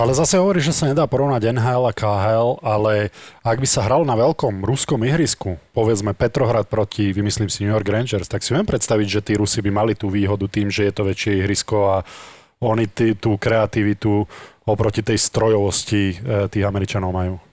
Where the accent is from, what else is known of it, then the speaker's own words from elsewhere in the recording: Slovakia; ja som zarytý Slovák